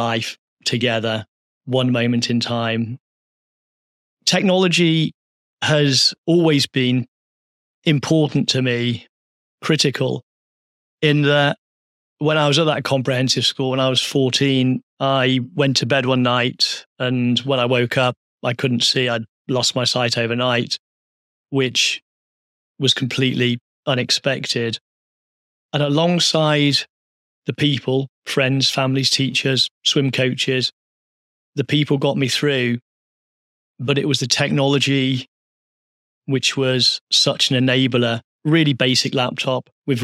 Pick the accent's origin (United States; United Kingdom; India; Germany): United Kingdom; Midlands; I grew up in the Midlands, a working class town